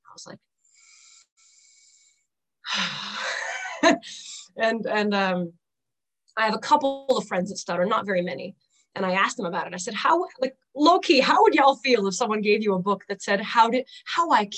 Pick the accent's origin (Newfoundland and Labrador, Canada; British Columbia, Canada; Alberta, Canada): Newfoundland and Labrador, Canada; I am a local, born and raised in Newfoundland